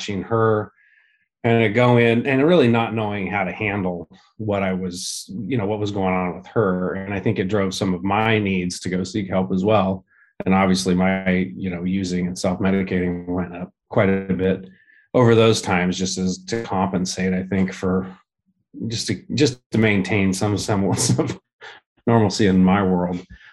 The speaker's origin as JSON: {"language": "English", "town": "Santa Rosa", "region": "California", "country": "United States", "tie": "born or raised there", "also_born_or_lived": "Santa Monica, California / East Bay, California", "said": "I was born in Santa Monica, but most of the time grew up in Northern California, north of San Francisco in the Santa Rosa area"}